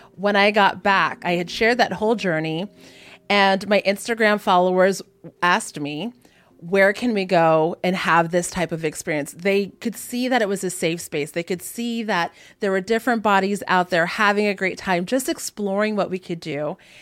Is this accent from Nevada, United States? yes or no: no; Hawaii, United States; I'm native Hawaiian, and my whole family grew up like surfing